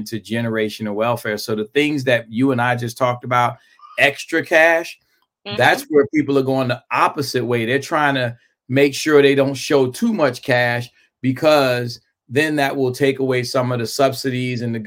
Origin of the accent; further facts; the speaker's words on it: New York City, New York, United States; moved away; I grew up in Brooklyn, New York